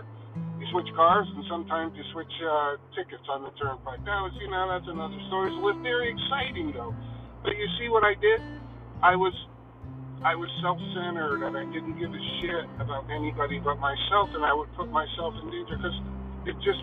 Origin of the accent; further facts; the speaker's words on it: Connecticut, United States; we are white guys from Connecticut.